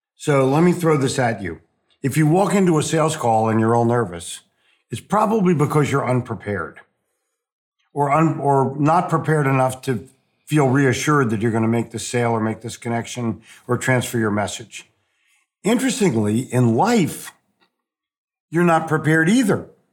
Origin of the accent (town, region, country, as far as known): Philadelphia, Pennsylvania, United States; born or raised there; moved away as an adult; also born or lived in New Jersey / New York City; now in Charlotte, United States